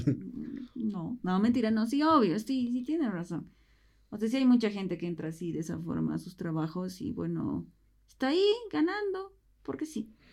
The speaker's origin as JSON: {"language": "Spanish", "country": "Bolivia", "said": "como bolivianos no nos gusta la migración"}